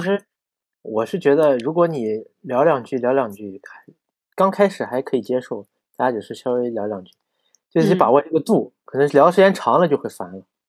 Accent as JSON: {"language": "Chinese", "region": "Xinjiang", "country": "China", "also_born_or_lived": "Tianjin", "moved": "as an adult", "said": "我说我新疆人"}